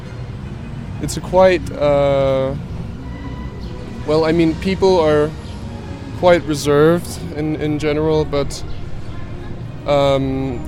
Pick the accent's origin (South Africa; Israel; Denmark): Denmark; Copenhagen, Capital Region of Denmark; I'm from Copenhagen, half American as well. My dad is from New York, but I've grown up in Copenhagen all my life